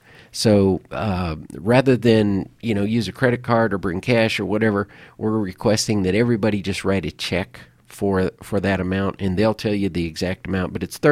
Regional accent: Omaha, Nebraska, United States; Yeah, you know, when I was growing up in Nebraska, I lived in the Omaha area over in the eastern part of the state.

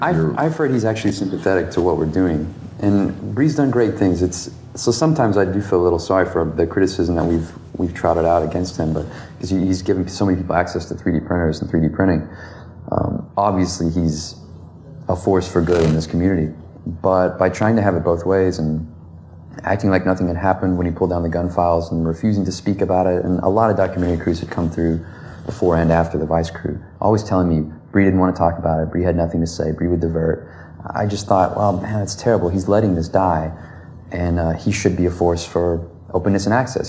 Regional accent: the South, United States; I'm from the South

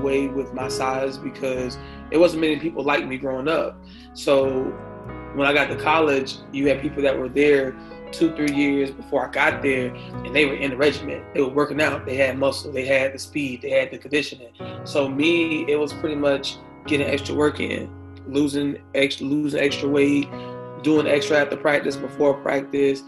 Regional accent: Tallahassee, Florida, United States; also born or lived in Blountstown, Florida; Tallahassee. It really reminded me where I'm from.

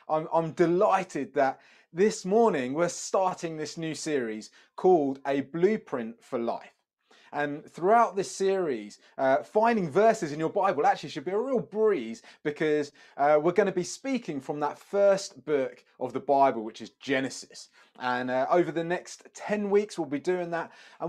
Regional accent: Brighton, South East England, United Kingdom; also born or lived in Sheffield / Democratic Republic of the Congo; I was born in Sheffield, but I spent the first 5 years of my life in the Congo, the DRC. But my teenage years were growing up in Brighton. I seem to have moved around quite a lot.

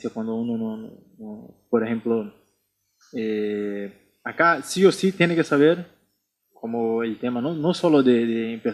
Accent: Brazil; now in Buenos Aires, Argentina; nosotros que salimos de Brasil, vinimos acá

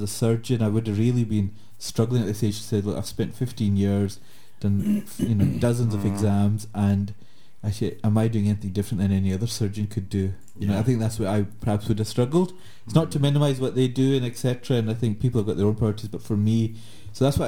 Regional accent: Glasgow, Scotland, United Kingdom

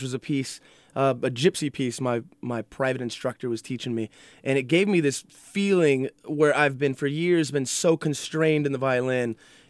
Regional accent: Jacksonville, Florida, United States; moved away as an adult; now in Los Angeles, United States; I was born and raised in Jacksonville, Florida. First generation Cuban American. Proud of it.

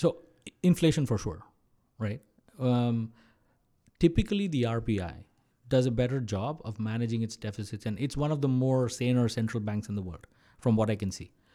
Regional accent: Mumbai, Maharashtra, India; moved away as an adult; also born or lived in Kerala / United States; now in Canada; I was born and brought up in Maharashtra, where Mumbai is. Uh, all my life I've been there

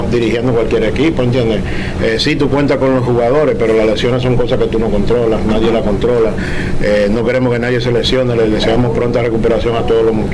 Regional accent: Dominican Republic; nosotros como dominicanos tenemos en sí química.

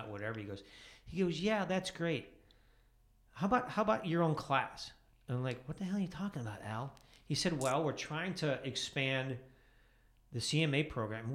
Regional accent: outside of Chicago, Illinois, United States; I grew up outside of Chicago

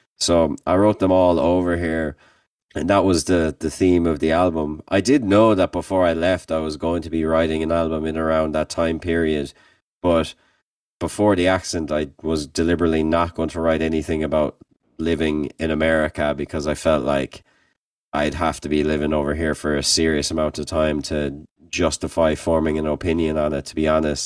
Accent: Limerick, Munster, Ireland; moved away as an adult; now in Kent, Ohio, United States; as a band, we're from Limerick

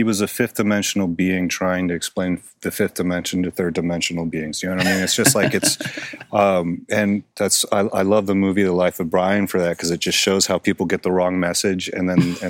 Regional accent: Miami, Florida, United States; from the South and was raised Baptist by a Baptist preacher. But they never forced religion on us as children when we grew up in Miami. And so I was an atheist, and then as I got older, I was agnostic.

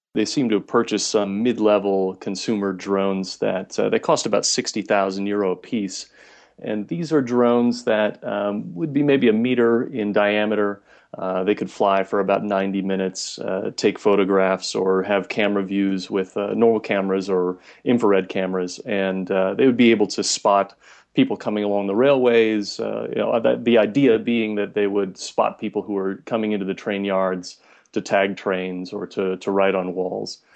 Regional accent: United States; now in Munich, Germany; I'm originally from the States

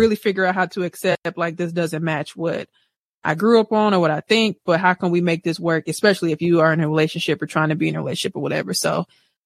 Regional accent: Wisconsin, United States; I'm from Wisconsin

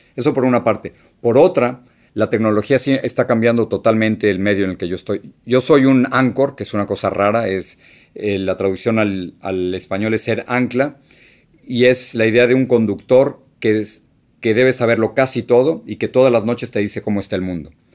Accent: Mexico City, Mexico; moved away as an adult; now in United States; la casa donde, donde crecí en México

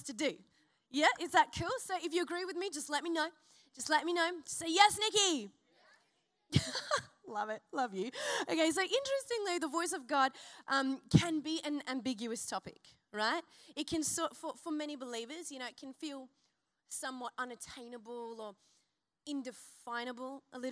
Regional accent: Byron Bay, New South Wales, Australia; I'm from Byron and there's many a flag waver in my, you know, my region

